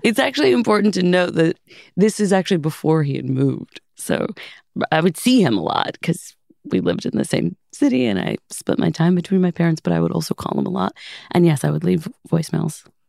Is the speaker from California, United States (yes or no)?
yes; Los Angeles, California, United States; Growing up in Los Angeles